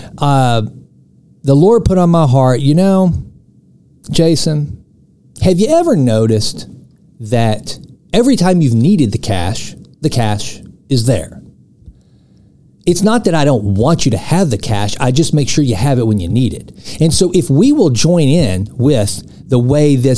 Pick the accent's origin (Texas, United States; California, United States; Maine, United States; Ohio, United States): Texas, United States; East; I'm from East Texas. Tires and wheels are a big deal around here